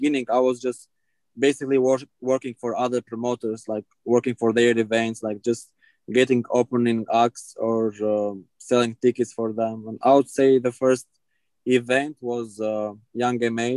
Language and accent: English; Albania; English is a second language; moved away as an adult; now in United States; I'm originally from Albania, when I finished high school, I started doing shows